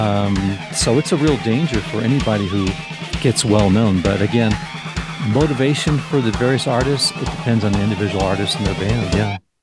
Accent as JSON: {"language": "English", "region": "Southern California", "country": "United States", "tie": "born or raised there", "said": "growing up in Southern California"}